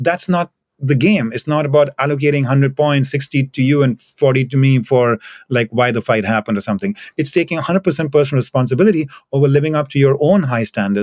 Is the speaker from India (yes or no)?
yes; India; moved away; I come from India